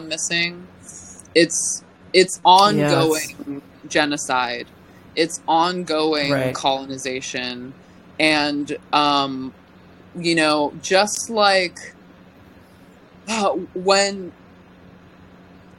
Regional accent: California, United States; now in Northern California, United States; as a Californian

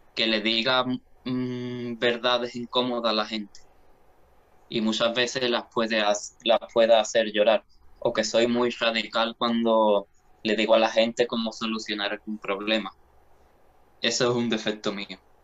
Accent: Jerez de la Frontera, Andalusia, Spain; moved away as an adult; now in Seville, Spain; yo nací en Jerez de la Frontera, ¿vale? Y bueno, soy de allí, ¿no? Se, se me nota mucho el acento

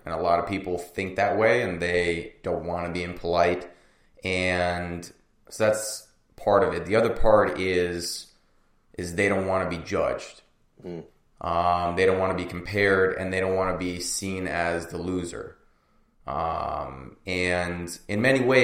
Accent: United States; also born or lived in Russia; when we came to America, I immigrated from Russia when I was 3

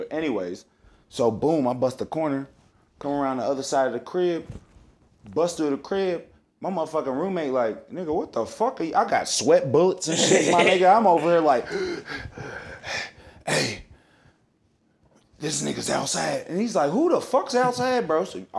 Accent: Kentucky, United States; But I'm from Algonquin, too, though.

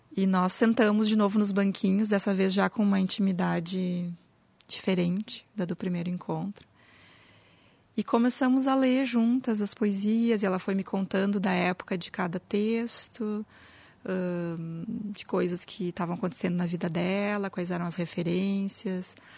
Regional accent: Brazil; now in Porto Alegre, Brazil; nossa história como brasileiros

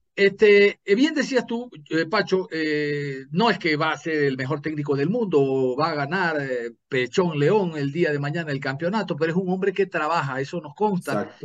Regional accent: Ecuador; yo como ecuatoriano

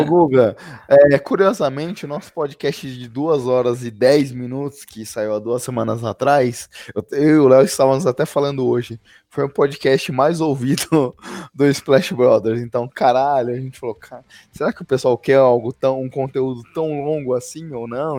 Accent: Brazil; a gente é brasileiro

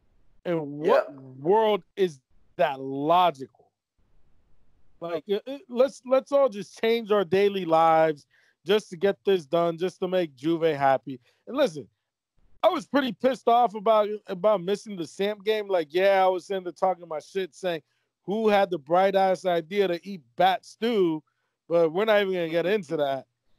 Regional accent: Lombardy, Italy; Let them have their fans, but we can't have our fans because we're from Lombardy.

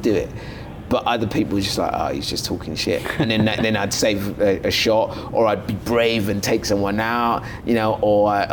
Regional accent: London, United Kingdom; also born or lived in Lagos, Nigeria; growing up in East London

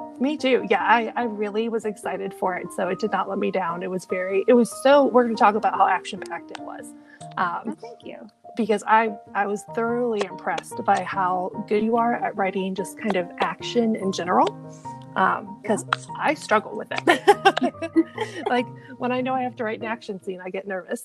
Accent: Midwest, United States; we're both from the Midwest

